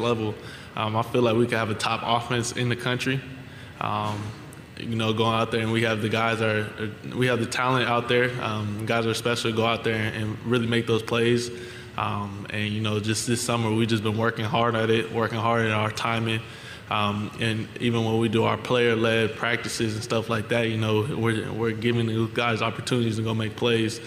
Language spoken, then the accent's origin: English; California, United States; moved away as an adult; now in Louisiana, United States; I'm from California, I'm from the West Coast